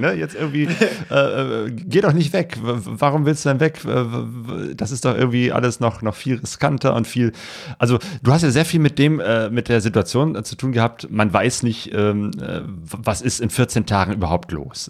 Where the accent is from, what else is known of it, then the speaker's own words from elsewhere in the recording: Germany; als Deutsche